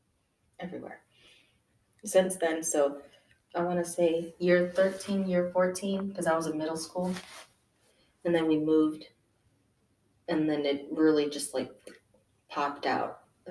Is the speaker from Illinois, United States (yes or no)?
yes; Chicago, Illinois, United States; I'm originally from Chicago, Illinois.